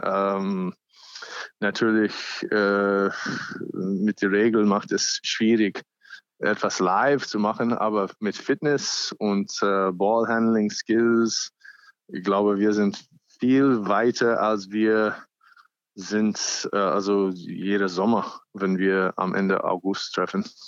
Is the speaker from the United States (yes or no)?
yes; United States; German is a second language; now in Germany; ich bin auch ursprünglich Amerikaner